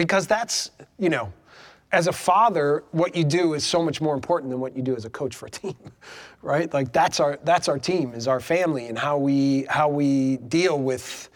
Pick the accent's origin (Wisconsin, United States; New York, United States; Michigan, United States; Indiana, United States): Wisconsin, United States; moved away; I'm from Wisconsin